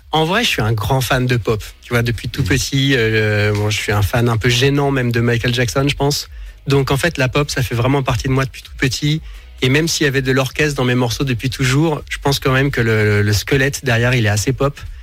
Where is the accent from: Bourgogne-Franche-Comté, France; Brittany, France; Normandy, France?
Bourgogne-Franche-Comté, France; Dijon; J'ai grandi à Dijon